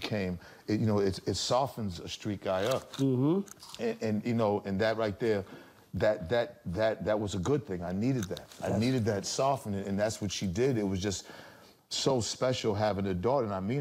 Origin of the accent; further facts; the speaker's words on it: Boston, Massachusetts, United States; we're both from Roxbury, Massachusetts